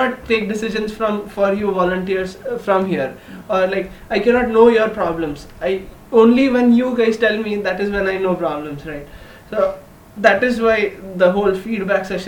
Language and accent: English; Sangli, Maharashtra, India; moved away as an adult; now in Pune, India; I'm not from Pune, I'm from Sangli.